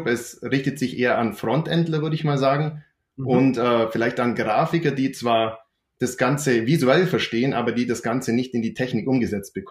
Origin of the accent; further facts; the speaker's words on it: Bavaria, Germany; accent: Allgäu dialect; Ich komme hier aus dem Allgäu. Man hört sicher auch an meinem Dialekt.